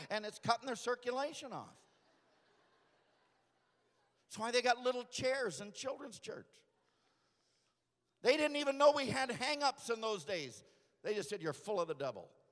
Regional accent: Aberdeen, South Dakota, United States; I was born at St. Luke's Hospital on March 25th in Aberdeen, South Dakota

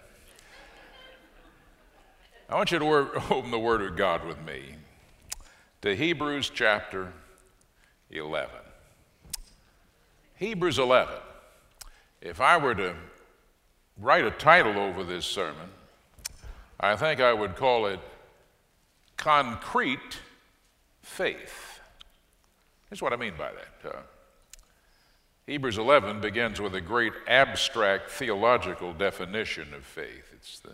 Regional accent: Fort Worth, Texas, United States; moved away as an adult; now in Waco, United States; This is my hometown. I'm Fort Worth, born and bred

